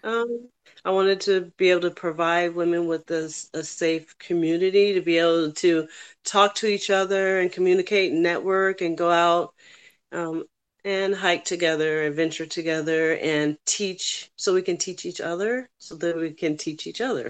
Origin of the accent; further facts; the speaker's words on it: California, United States; moved away as an adult; also born or lived in New York / Nevada / Las Vegas; now in Florida, United States; I'm born and raised in California, but I moved to New York and I joined the army there